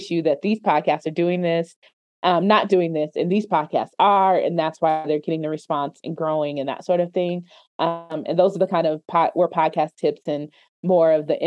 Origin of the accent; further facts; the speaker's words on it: Denver, Colorado, United States; also born or lived in Hampton, Virginia / Maryland / Washington, District of Columbia, United States; born and raised in Denver. That's where I am. So born and raised in Denver, Colorado, the metro area.